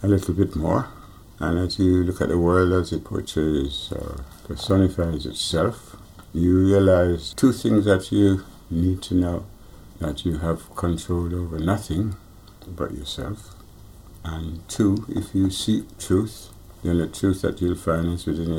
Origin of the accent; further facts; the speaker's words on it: Jamaica; now in London, United Kingdom; I was born in Jamaica